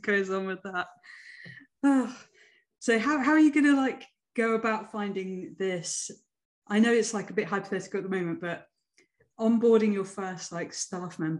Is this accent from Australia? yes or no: no; West Sussex, South East England, United Kingdom; moved away as an adult; also born or lived in Huddersfield; I went to school in West Sussex, and then I moved up to Huddersfield for uni.